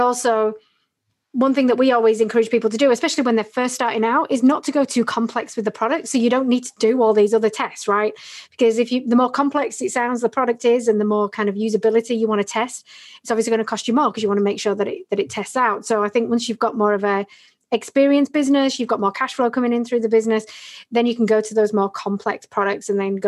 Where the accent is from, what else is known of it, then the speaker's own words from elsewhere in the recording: United Kingdom; I'm British